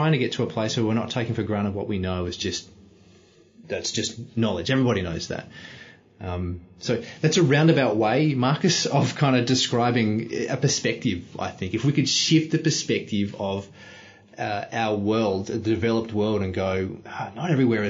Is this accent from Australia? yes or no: yes; Australia; I didn't do anything special to be born in Australia. That's just where I was born